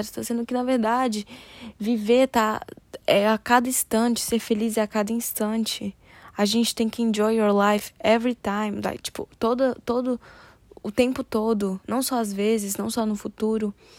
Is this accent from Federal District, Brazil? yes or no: yes; Brasília, Federal District, Brazil; moved away; eu nasci e fui criada em Brasília